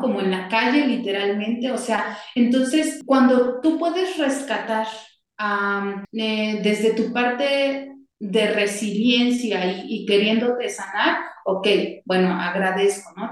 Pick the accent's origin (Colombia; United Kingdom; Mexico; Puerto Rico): Mexico; como mexicanos tenemos